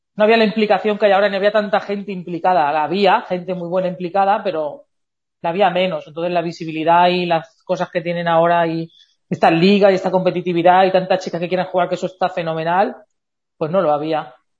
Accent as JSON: {"language": "Spanish", "town": "Elche", "region": "Valencian Community", "country": "Spain", "said": "somos de Eche, está relativamente cerca"}